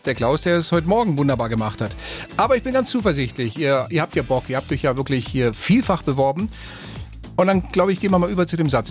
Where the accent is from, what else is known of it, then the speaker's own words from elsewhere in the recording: Passau, Bavaria, Germany; Ich komme aus Passau.